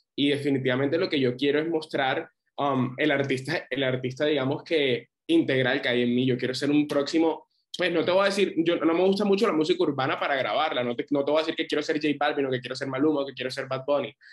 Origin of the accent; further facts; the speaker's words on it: Barranquilla, Atlántico, Colombia; soy un barranquillero, 22 años